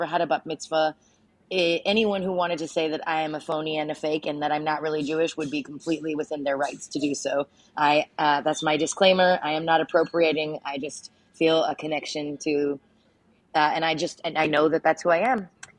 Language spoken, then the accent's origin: English; Saskatchewan, Canada; also born or lived in Medicine Hat, Canada; Growing up in Saskatchewan, country radio is everywhere.